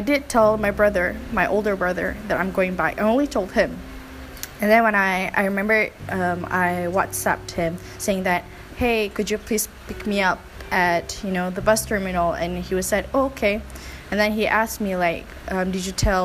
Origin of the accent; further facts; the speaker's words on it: Malacca, Malaysia; moved away; I reached Malacca, which is my hometown